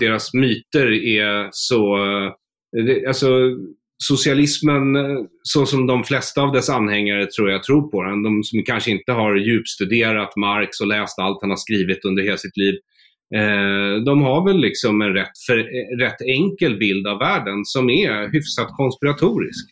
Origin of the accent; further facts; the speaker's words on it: Sweden; jag är ju svensk